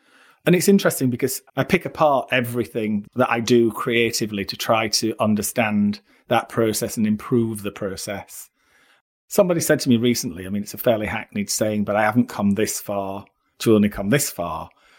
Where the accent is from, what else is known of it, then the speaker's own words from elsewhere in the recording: Barnsley, Yorkshire and the Humber, United Kingdom; moved away; also born or lived in London; When I came from Barnsley to London, and I was working in Sloane Street.